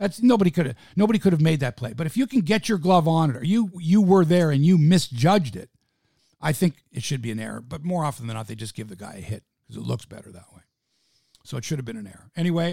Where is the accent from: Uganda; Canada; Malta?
Canada; Toronto, Ontario; Toronto. I'm from Toronto.